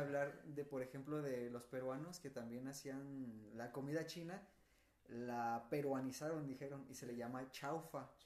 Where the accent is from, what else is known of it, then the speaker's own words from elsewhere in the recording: Nuevo León, Mexico; now in Guanajuato, Mexico; somos dos norteños, güey, o sea, Juan que viene de Sinaloa, yo de Nuevo León